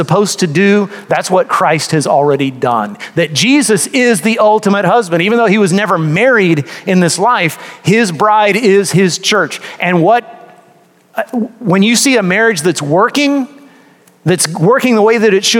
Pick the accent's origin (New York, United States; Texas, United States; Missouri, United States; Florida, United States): Texas, United States; I grew up in a part of Texas that was heavily Catholic.